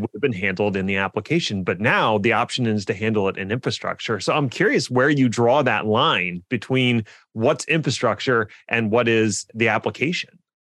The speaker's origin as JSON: {"language": "English", "town": "Philadelphia", "region": "Pennsylvania", "country": "United States", "tie": "born or raised there", "said": "my hometown of Philly"}